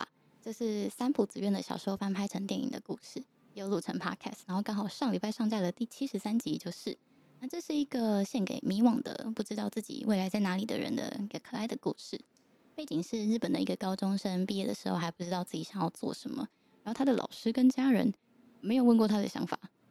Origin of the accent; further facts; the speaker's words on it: Yilan County, Taiwan; 那我应该没有跟又欣说过我是宜兰人，所以城乡差距嗯有表现出来。